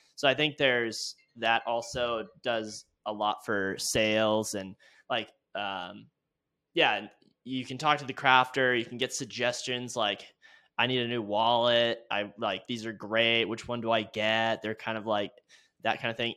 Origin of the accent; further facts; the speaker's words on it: California, United States; now in Laramie, United States; I grew up in California